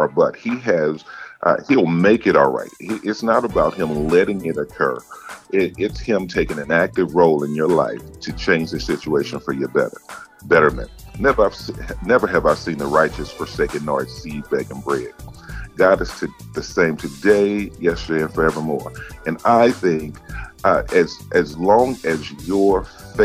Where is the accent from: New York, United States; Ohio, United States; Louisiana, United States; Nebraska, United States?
Louisiana, United States; Gibsland; now in Chicago, United States; I'm a small town boy. I'm from Gibbsland, Louisiana